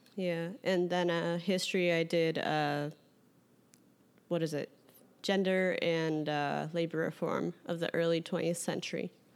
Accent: Carol Stream, Illinois, United States; Carroll Stream, Illinois

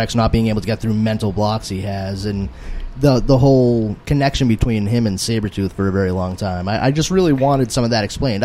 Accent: Boston, Massachusetts, United States; I'm originally from Charlestown. It used to be a very, very Irish section. It's sort of like mini South Boston

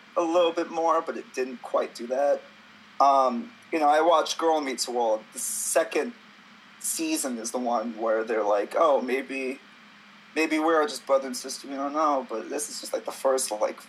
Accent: New York, United States; I'm someone who's from New York, I'm a New Yorker

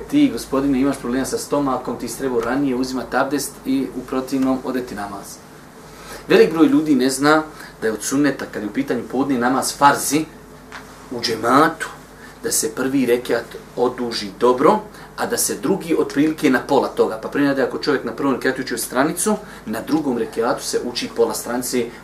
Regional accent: Bosnia & Herzegovina

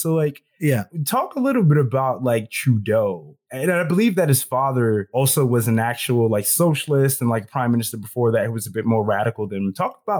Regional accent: United States; as a Black American

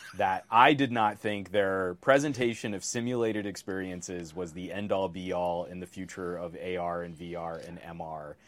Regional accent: California, United States; as a Californian

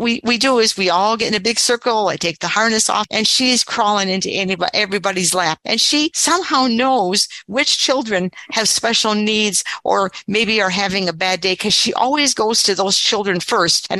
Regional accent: Wisconsin, United States; I trained in my hometown, which is what I really wanted because it's a rural area

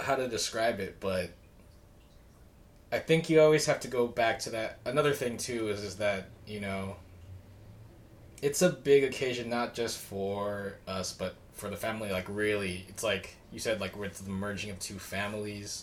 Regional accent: United States; we're Asian American

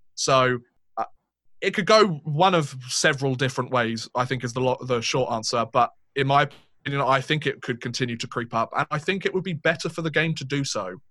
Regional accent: United Kingdom; two British guys

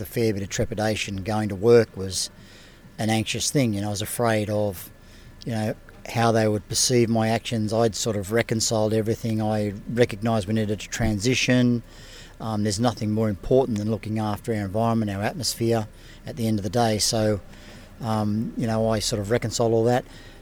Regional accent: Mackay, Queensland, Australia; I'm from Mackay.

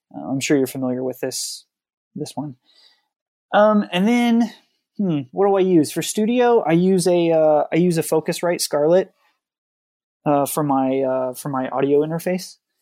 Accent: Oregon coast, United States; I grew up on the Oregon coast

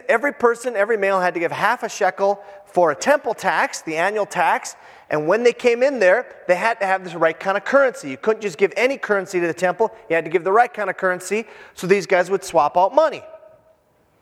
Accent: Hibbing, Minnesota, United States; moved away; I'm from Hibbing, Minnesota. High school hockey is king up there

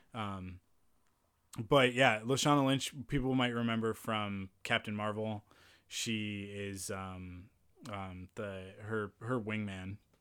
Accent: Penticton, British Columbia, Canada; moved away; growing up in Penticton

